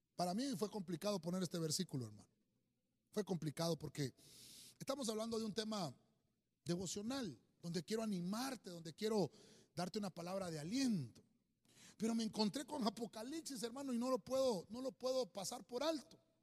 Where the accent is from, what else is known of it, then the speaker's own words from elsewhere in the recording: Honduras; nosotros como buenos hondureños